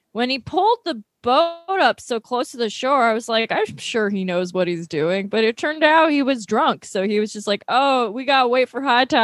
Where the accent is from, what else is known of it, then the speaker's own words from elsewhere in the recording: Long Island, New York, United States; I'm from Long Island. You're just on a boat a lot.